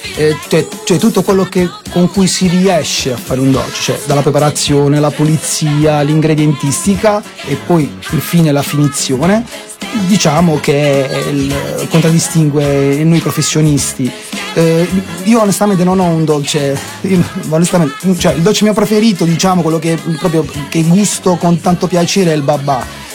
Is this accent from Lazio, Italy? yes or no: no; Putignano, Apulia, Italy; sono di Putignano